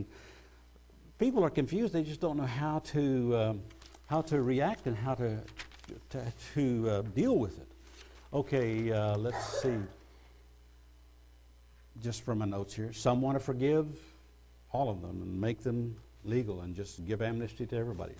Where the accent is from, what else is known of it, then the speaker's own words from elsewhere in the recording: United States; I'm an American citizen.